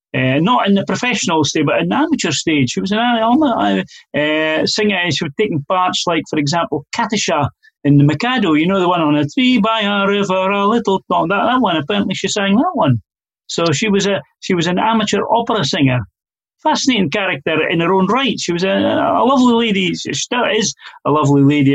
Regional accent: east of Scotland, United Kingdom; who am from the east of Scotland. You know, I'm not from Glasgow

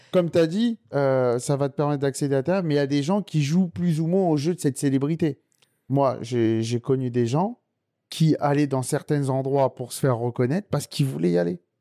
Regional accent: Sarcelles, Île-de-France, France; je suis originaire de Sarcelles

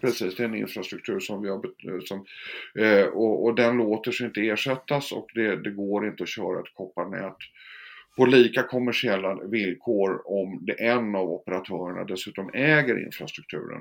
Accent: Stockholm, Stockholm County, Sweden; jag är född och uppvuxen i Stockholm, eh, om inte det hörs, på Östermalm

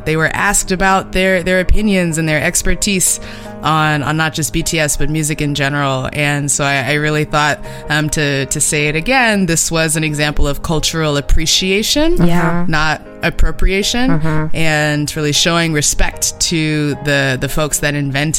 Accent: Los Angeles, California, United States; both my parents went to UCLA. I grew up on the West Side.

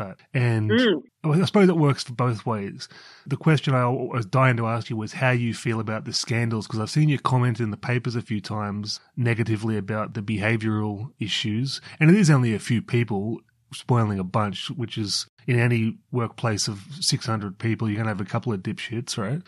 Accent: Newcastle, New South Wales, Australia; I grew up in Newcastle

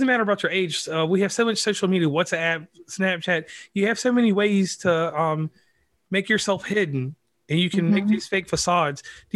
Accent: Virginia, United States; now in West Virginia, United States; I'm from Virginia, but I live in West Virginia

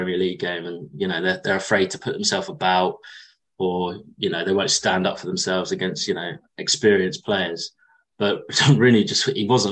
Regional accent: Liverpool, North West England, United Kingdom; I brought up in with a Scouse family.

